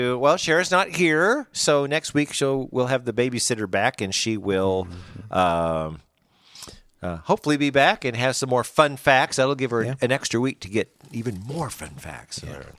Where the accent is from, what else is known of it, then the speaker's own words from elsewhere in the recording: Branson, Missouri, United States; I'm from Branson.